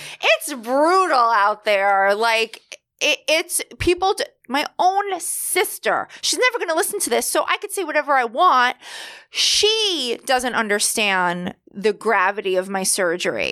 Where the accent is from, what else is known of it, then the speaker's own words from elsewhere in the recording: New York, United States; I grew up in New York